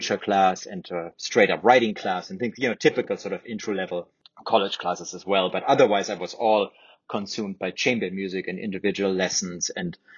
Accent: Germany; first language German; English is a second language; moved away as an adult; now in United States; I wasn't confined to my hometown. I wasn't confined to Germany necessarily

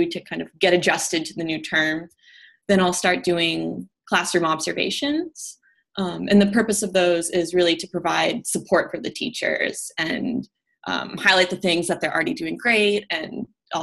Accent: Vermont, United States; moved away as an adult; now in Washington, D.C., United States; I'm originally from Vermont. Okay. Grew up there and went to college there, and I love growing up there

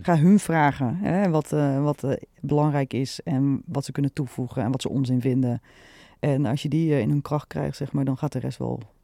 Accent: Nieuwegein, Utrecht, Netherlands; Ik ben echt geboren Utrecht. Getogen Nieuwegein

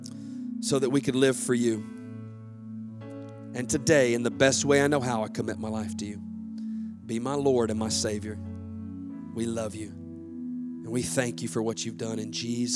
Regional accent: the South, United States; I grew up in the South

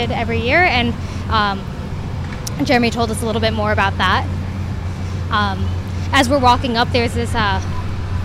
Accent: Howard County, Maryland, United States; I grew up in Howard County

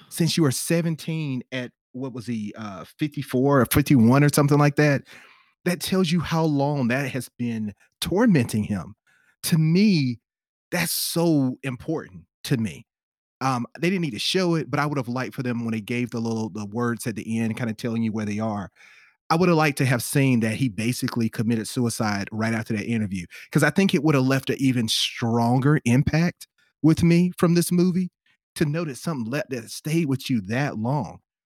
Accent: South Carolina, United States; accent: Southern drawl; when you hear my Southern drawl, it's because I'm from the deep South. I'm from South Carolina.

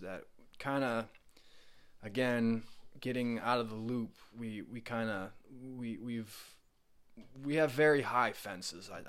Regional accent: Oakland, Maine, United States; moved away as an adult; I grew up in Oakland, Maine

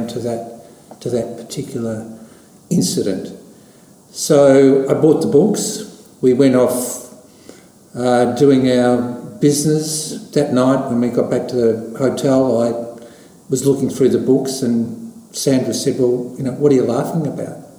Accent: Beaumaris, Victoria, Australia; I grew up in Beaumaris

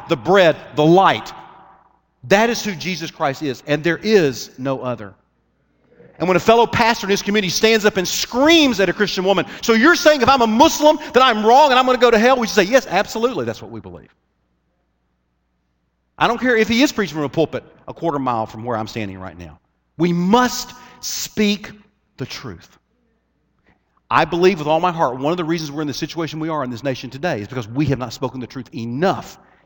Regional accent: United States

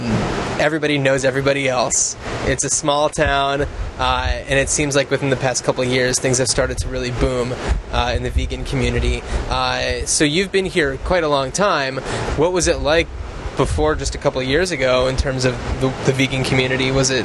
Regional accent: East Coast, United States; moved away; I'm from the East Coast, so I certainly remember growing up with them.

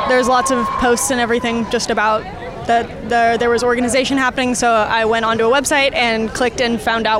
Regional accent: Fair Oaks, California, United States; I'm 20 and I'm from Fair Oaks.

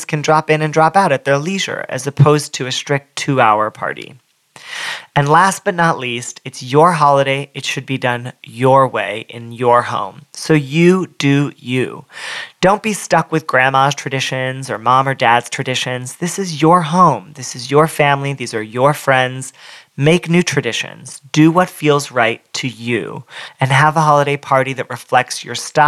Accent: Southern California, United States; I'm from Southern California

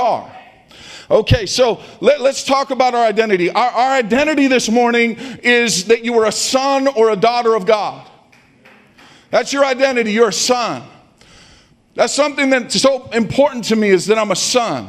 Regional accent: Stockton, California, United States; I grew up in Stockton.

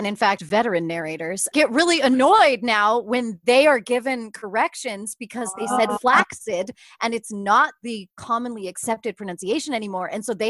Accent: the West, Western United States, United States; I grew up in the West. We had like one Dunkin' Donuts in all of our town, so nobody went to Dunkin' Donuts.

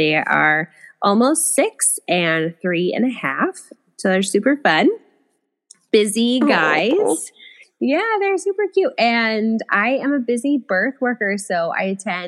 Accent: Puyallup, Washington, United States; now in Bonney Lake, United States; I grew up in Puyallup

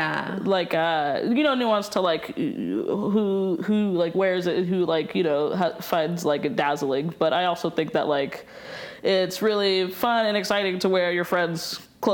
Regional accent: Chattanooga, Tennessee, United States; moved away as an adult; also born or lived in Chicago; now in Helena, United States; growing up in Chattanooga

